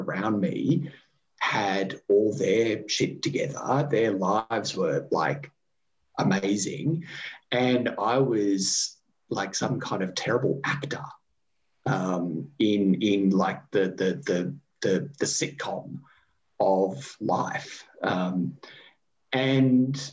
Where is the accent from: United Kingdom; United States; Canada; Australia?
Australia